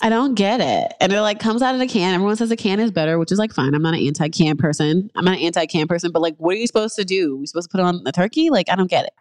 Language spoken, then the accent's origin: English; New York, United States; moved away as an adult; now in Los Angeles, United States; I'm in L A, I'm originally from New York